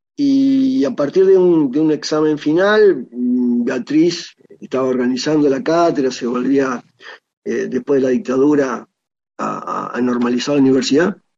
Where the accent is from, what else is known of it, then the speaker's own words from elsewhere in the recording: Argentina; como ciudadano argentino